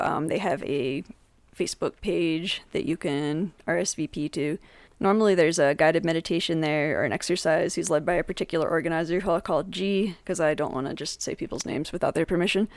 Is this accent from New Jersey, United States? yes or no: yes; Jersey Shore, New Jersey, United States; now in Colorado, United States; I'm from the Jersey Shore originally